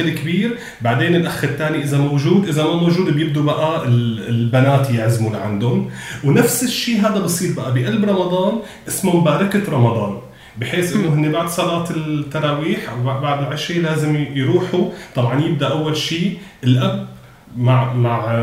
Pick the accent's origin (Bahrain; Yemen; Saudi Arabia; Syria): Syria; Homs, Homs Governorate; moved away; من وجهه نظري كحمصي